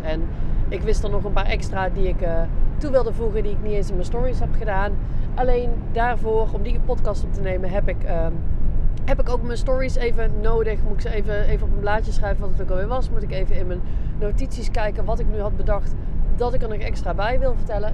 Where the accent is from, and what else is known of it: Netherlands